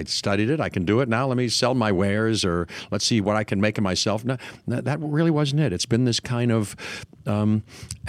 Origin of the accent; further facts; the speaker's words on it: Pittsburgh, Pennsylvania, United States; moved away as an adult; also born or lived in California; I'm from Pittsburgh